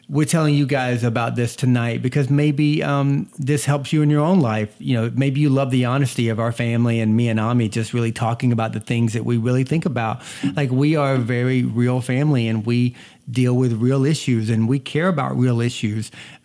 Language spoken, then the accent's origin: English; Georgia, United States; now in Boston, United States; I was born and raised in the South. So, quick story about that. When I moved from the South to Boston, I moved from North Georgia, where they filmed Deliverance